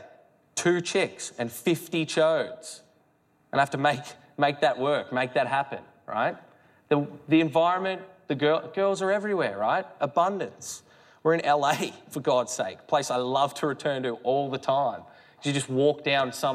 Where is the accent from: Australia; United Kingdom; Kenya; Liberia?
Australia; Melbourne, Victoria; where are you from? Melbourne